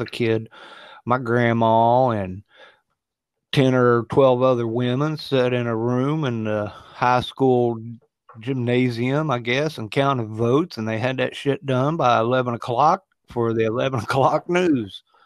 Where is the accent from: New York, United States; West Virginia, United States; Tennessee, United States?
West Virginia, United States; I grew up in West by God, Virginia